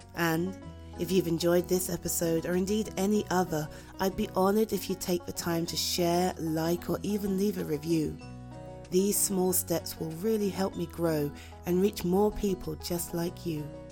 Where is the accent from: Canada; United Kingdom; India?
United Kingdom; I'm too British.